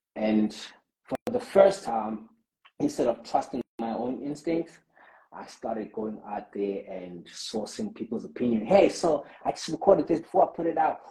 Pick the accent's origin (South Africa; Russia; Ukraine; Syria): South Africa; as a South African community